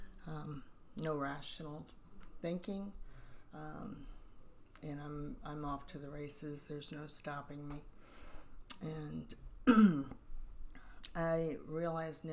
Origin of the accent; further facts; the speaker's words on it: Virginia, United States; now in Cape Coral, United States; I've been down here since 1990. I'm originally from Virginia